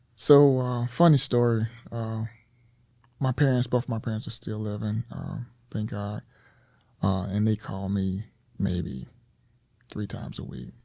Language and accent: English; Mississippi, United States; moved away as an adult; I was born and raised in, uh, the state of Mississippi